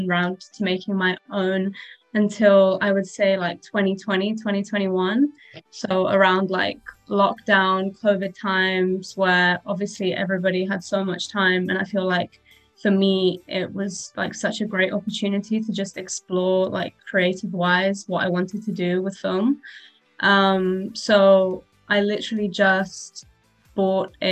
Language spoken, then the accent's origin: English; Cyprus; moved away; also born or lived in Glasgow; I'm from Cyprus